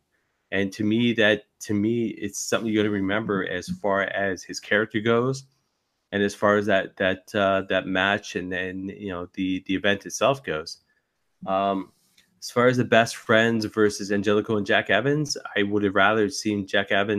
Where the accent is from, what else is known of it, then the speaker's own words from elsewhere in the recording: Canada; I'm a Canadian independent wrestling fan.